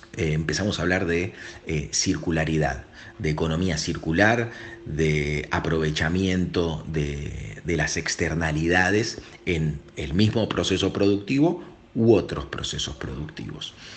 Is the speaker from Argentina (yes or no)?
yes; Argentina; Yo como argentino, como país periférico